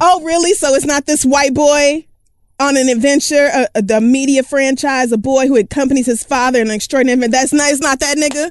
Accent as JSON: {"language": "English", "region": "Oklahoma", "country": "United States", "tie": "born or raised there", "said": "I grew up in Oklahoma"}